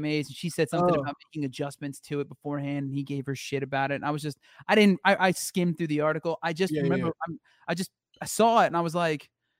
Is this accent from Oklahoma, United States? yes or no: no; New Jersey, United States; I'm from New Jersey and I'm Italian